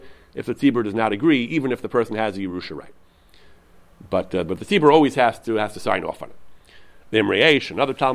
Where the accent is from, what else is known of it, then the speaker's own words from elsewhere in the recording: United States; I'm an American